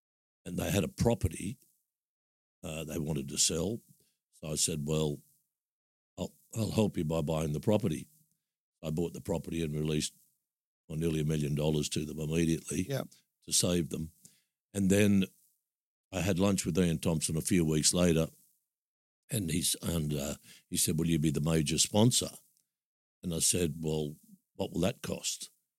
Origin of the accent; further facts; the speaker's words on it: Sydney, New South Wales, Australia; moved away as an adult; also born or lived in Narrabeen / Northern Beaches; being born and bred in Maroubra.